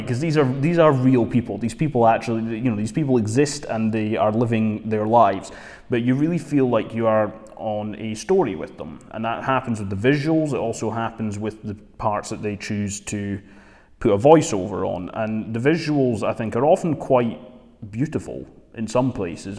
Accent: Dundee, Scotland, United Kingdom; I'm from Dundee

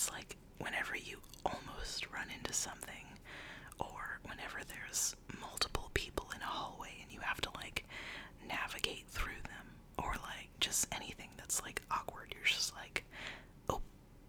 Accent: Minnesota, United States; I'm from Minnesota, don't you know?

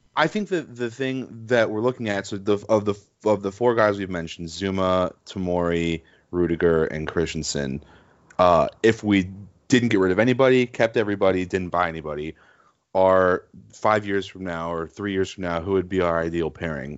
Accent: United States; I'm American

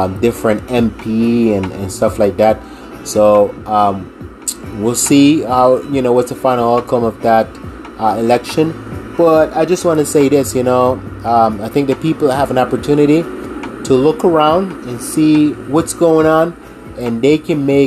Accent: Jamaica; moved away; growing up in Jamaica

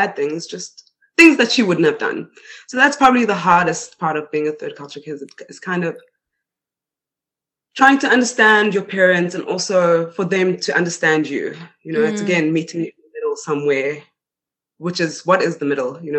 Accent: Johannesburg, Gauteng, South Africa; first language Swedish; moved away as an adult; also born or lived in Stockholm, Sweden / Spain; now in Borlänge, Sweden; I was born in Stockholm and I grew up in Johannesburg

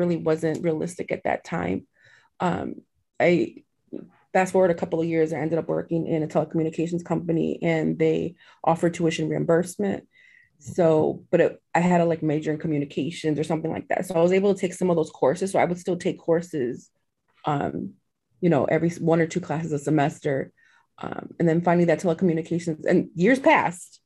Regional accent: Chicago, Illinois, United States; now in Indiana, United States; I was actually born and raised in Chicago. But I'm literally about 20 minutes away from Chicago now in Indiana

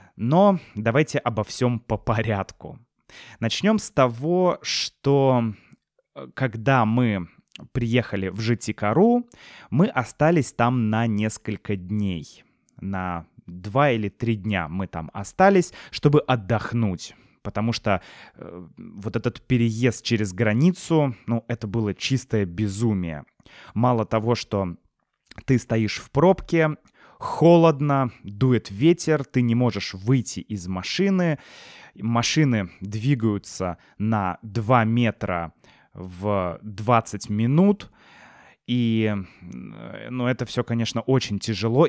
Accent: Russia; moved away as an adult; also born or lived in Serbia / Turkey; now in Kazakhstan; мы из России, приехали в Казахстан

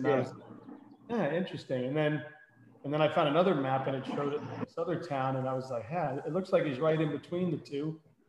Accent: Miami, Florida, United States; now in Pennsylvania, United States; so I grew up in Miami, right? And then I moved up here in the late 90s

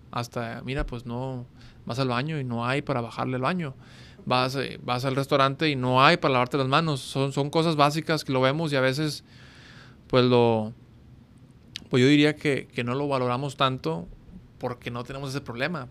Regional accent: Monterrey, Nuevo León, Mexico; estamos en mi tierra, estamos en, Monterrey, Nuevo León

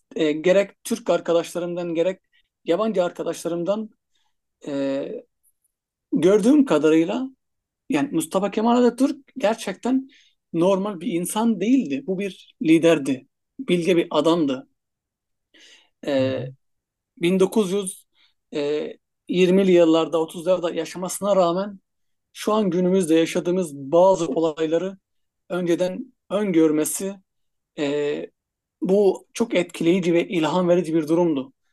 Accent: Egypt; first language Arabic; Turkish is a second language; moved away as an adult; now in Turkey; kendi ana dilim Arapça olduğu için

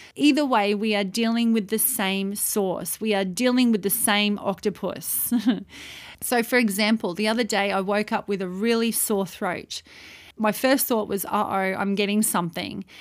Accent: Australia; moved away as an adult; also born or lived in Saudi Arabia; as an Australian citizen, I went to Saudi Arabia to live and to work over there

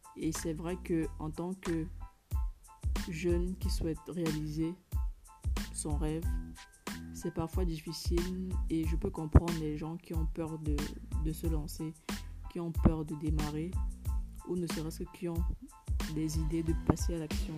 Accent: Cameroon; en tant que africaine, en tant que camerounaise

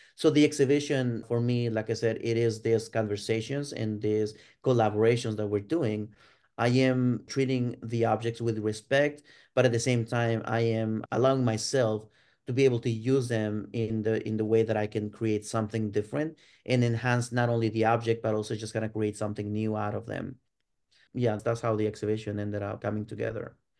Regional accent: Ciudad Juárez, Chihuahua, Mexico; moved away as an adult; now in United States; I was born and raised in Ciudad Juarez, uh, which is on the border with El Paso, Texas, in the Mexican side

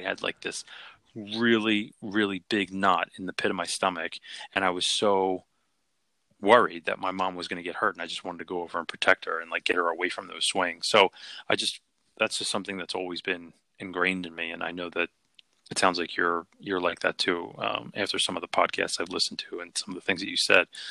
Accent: Philadelphia, Pennsylvania, United States; I grew up in Philly

